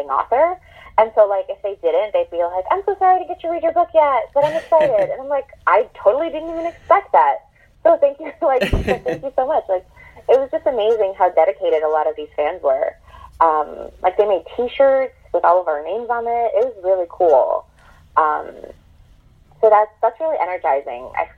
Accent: New York City, New York, United States; I'm from Queens

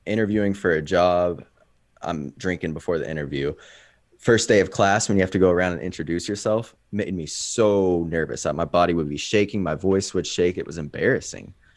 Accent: Kansas City, United States; I'm from Kansas City.

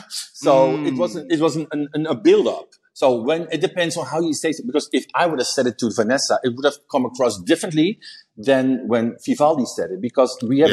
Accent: Chicago, Illinois, United States; Yes, bitch, I'm from Chicago.

